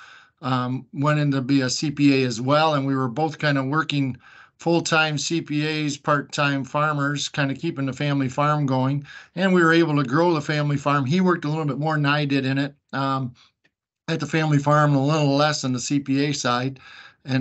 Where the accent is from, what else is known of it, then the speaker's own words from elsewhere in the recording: the Thumb, Michigan, United States; I grew up here in Thumb, Michigan, on a kind of dairy farm and crop farm